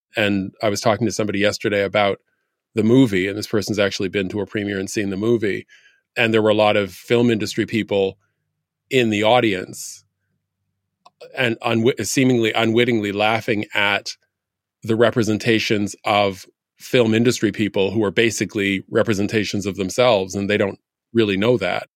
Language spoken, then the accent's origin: English; Canada; now in United States; when I tell people where I'm from, I tell people I was born in Canada